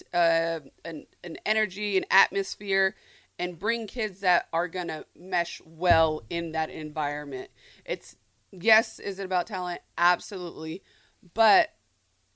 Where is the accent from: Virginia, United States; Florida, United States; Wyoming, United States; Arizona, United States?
Arizona, United States; moved away as an adult; also born or lived in Mississippi; I'm from Arizona. I live in Mississippi